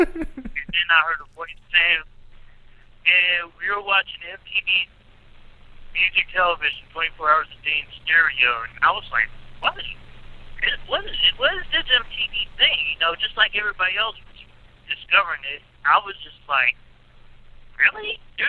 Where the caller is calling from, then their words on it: Verona, Pennsylvania, United States; I'm calling from Verona, Pennsylvania.